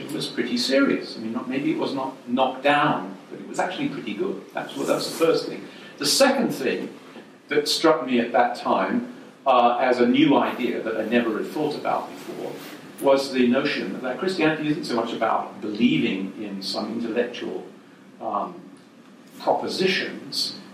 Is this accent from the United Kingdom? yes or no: yes; England, United Kingdom; accent: English; moved away as an adult; also born or lived in Worcester, England / Cambridge, England; now in United States; You can tell I'm an Englishman from my accent, even though I've lived in America for 40 years or more now. I don't seem to have lost my accent